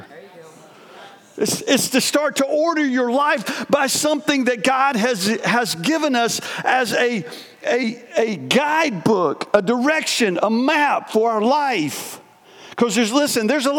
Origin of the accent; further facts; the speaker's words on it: North Carolina, United States; moved away as an adult; also born or lived in Painted Post, New York; I was from North Carolina